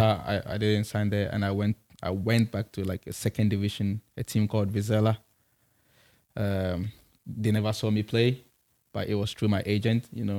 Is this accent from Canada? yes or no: no; Kumasi, Ashanti, Ghana; moved away as an adult; also born or lived in Accra; I'm from, I'm from Kumasi